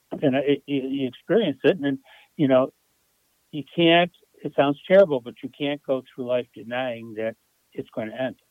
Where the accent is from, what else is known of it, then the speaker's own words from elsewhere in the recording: Buffalo, New York, United States; I grew up and still live in Buffalo, New York.